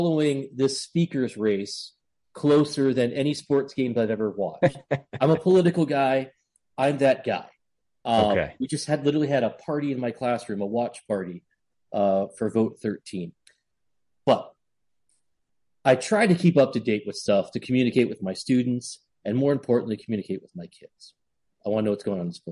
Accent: New England, United States; I'm from New England

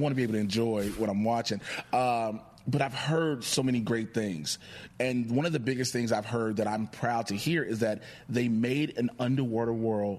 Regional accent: Chicago, Illinois, United States; I'm from Chicago.

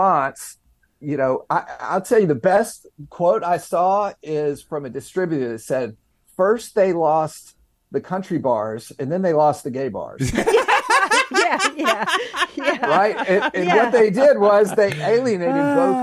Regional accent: Knoxville, Tennessee, United States; moved away as an adult; now in New York City, United States; I'm Southern. I'm from Knoxville, Tennessee

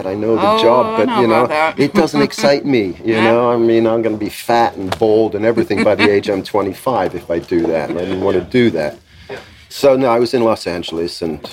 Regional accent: England, United Kingdom; moved away; also born or lived in United States; I'm English, so I don't need any work permits.

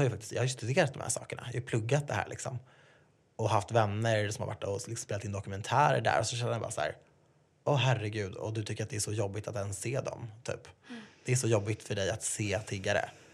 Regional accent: Sweden; jag är född i Sverige och haft det bra.

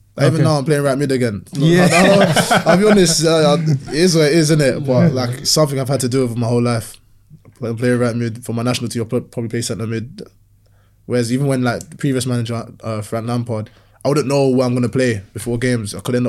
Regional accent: Nigeria; now in England; I'm stingy, you know, I'm proper Nigerian, stingy with data.

